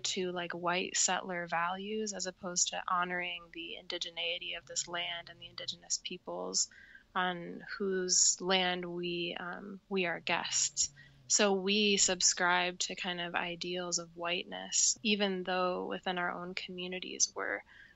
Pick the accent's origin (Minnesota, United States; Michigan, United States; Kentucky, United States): Michigan, United States; Ann Arbor; I was born in Ann Arbor, Michigan